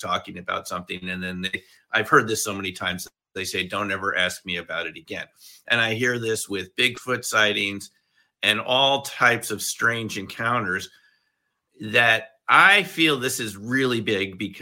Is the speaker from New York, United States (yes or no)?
yes; Westchester, New York, United States; I grew up in Westchester.